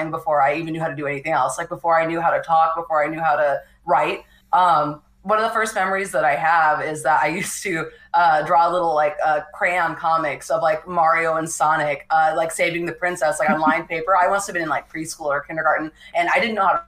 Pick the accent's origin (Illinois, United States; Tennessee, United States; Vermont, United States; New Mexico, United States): New Mexico, United States; moved away as an adult; now in California, United States; I grew up in New Mexico, like I said, in a very small town